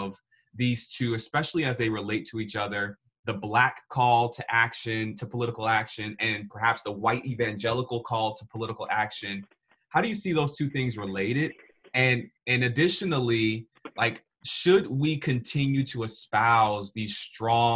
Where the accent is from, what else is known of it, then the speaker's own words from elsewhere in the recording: Atlanta, Georgia, United States; I'm from Atlanta, Georgia.